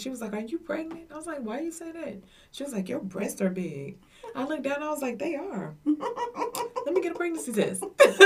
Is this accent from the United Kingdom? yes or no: no; Madison, United States; I grew up in Madison for the latter part of my years. Went to school there